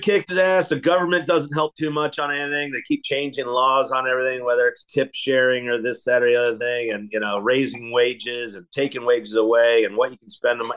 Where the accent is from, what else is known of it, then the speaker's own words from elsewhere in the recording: Philadelphia, Pennsylvania, United States; now in Kansas City, United States; I came out to Kansas City from Philadelphia. I grew up in Philly